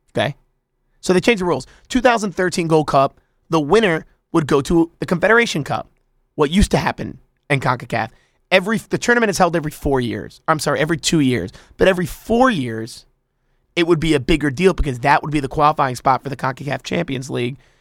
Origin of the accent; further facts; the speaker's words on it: United States; I'm an American too